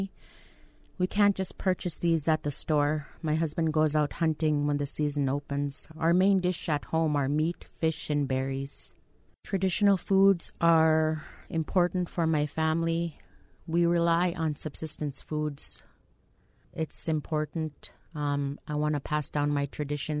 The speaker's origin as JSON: {"language": "English", "town": "Bethel", "region": "Alaska", "country": "United States", "said": "I'm from Bethel, Alaska, which is 397 miles west of Anchorage, Alaska."}